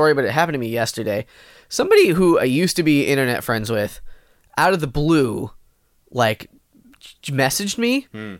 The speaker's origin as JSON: {"language": "English", "country": "India", "said": "I'm from India, Asia."}